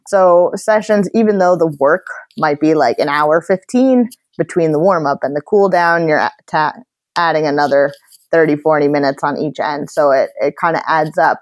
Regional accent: Sea Cliff, New York, United States; moved away as an adult; now in Boston, United States; I'm from Seacliff, New York, which is out in Long Island, but I currently live in Boston, Massachusetts

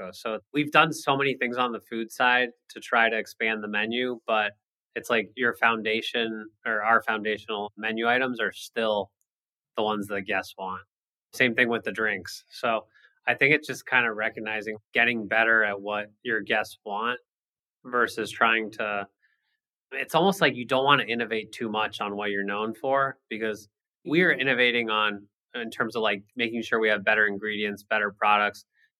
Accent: San Diego, California, United States; also born or lived in Boston; we grew up in San Diego, born and raised here

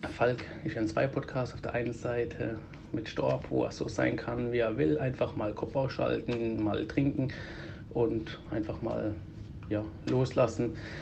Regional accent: Greece; Ich bin ja selber Grieche

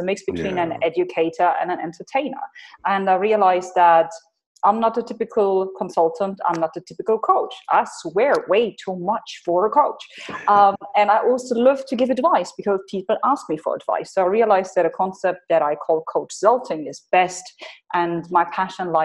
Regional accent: Hanover, Lower Saxony, Germany; moved away as an adult; now in United Arab Emirates; I am originally from Germany, from Hanover

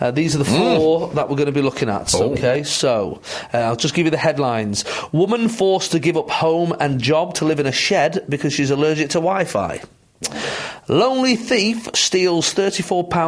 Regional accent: Manchester, North West England, United Kingdom; I'm from Manchester

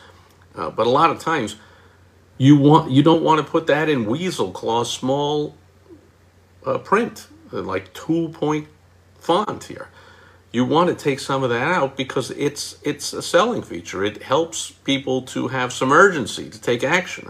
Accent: New York, United States; moved away; I am from New York

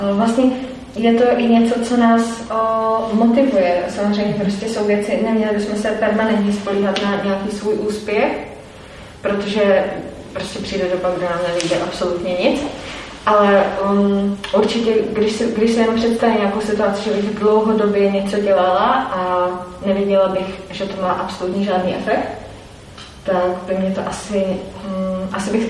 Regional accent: Czechia; myslím si, že jako Češi taky máme hm, problém ještě s jednou částí, s tímhle tím, jak se neradi chválíme.

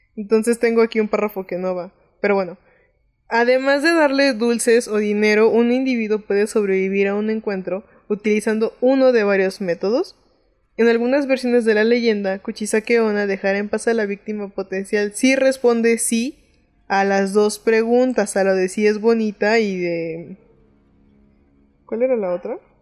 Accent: Mexico; siendo mexicano da un poco de risita

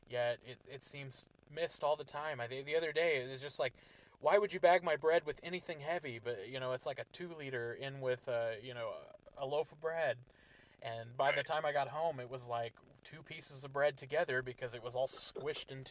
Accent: Garden City, United States; growing up in Garden City, we grew up around a lot of, like, gang violence

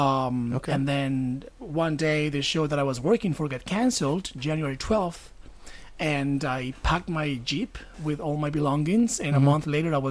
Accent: Medellin, Antioquia, Colombia; Yeah, I am from Colombia.

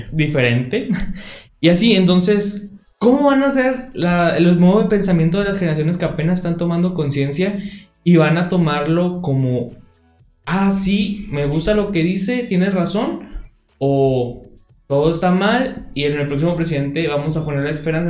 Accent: Mexico; mi registro de que nací en México

